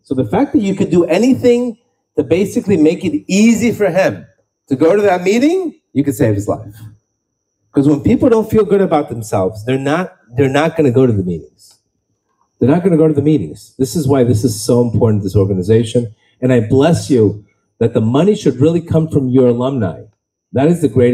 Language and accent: English; Miami, Florida, United States; I grew up in Miami